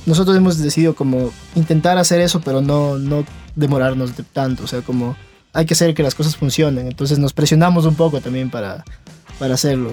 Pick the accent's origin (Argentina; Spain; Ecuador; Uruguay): Ecuador; Venimos desde Ecuador